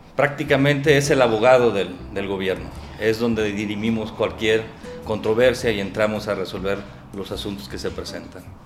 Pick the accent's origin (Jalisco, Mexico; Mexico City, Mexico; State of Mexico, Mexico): Jalisco, Mexico; Tlajomulco; soy originario de Tlajomulco, ahí he vivido toda mi vida